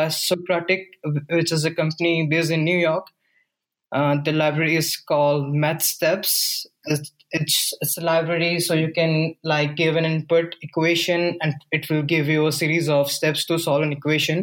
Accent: Rajasthan, India; moved away as an adult; also born or lived in North India; I'm originally from Rajasthan, India

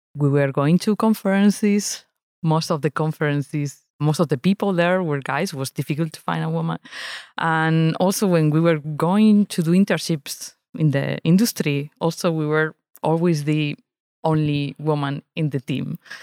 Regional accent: Spain; now in Lausanne, Switzerland; I live in Lausanne, Switzerland, but I grew up in Spain

